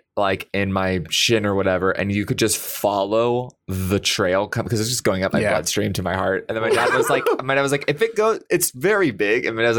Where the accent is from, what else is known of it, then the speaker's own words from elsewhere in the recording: Arizona, United States; because I'm from Arizona. I live in the deserts of Arizona.